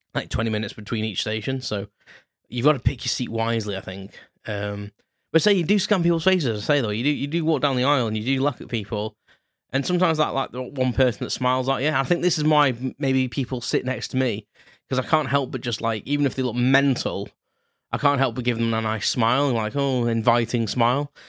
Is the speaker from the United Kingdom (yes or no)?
yes; United Kingdom; being British